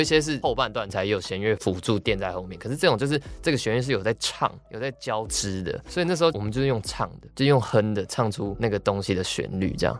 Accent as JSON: {"language": "Chinese", "region": "Taipei", "country": "Taiwan", "tie": "born or raised there", "said": "我们身为一个台北人，西门町就是从小我妈就叫我不要去那个地方"}